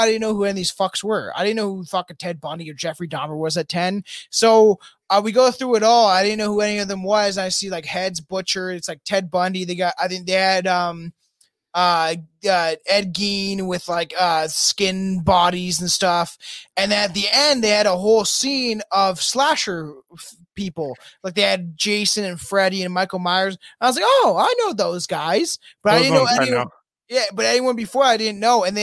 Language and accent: English; Niagara Falls, Ontario, Canada; I grew up in Niagara Falls, like on Clifton Hill with my cousins growing up